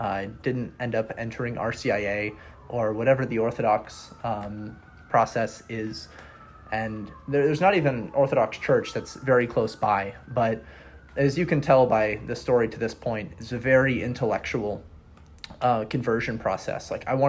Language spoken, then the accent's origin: English; Wisconsin, United States; also born or lived in Oregon / Georgia; I'm originally from Wisconsin. Spent most of my life in between Wisconsin, Oregon, and Georgia.